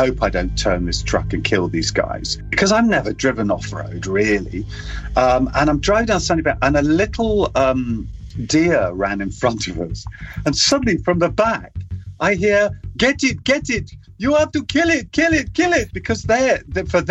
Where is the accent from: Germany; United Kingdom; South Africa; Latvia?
United Kingdom; England; I'm British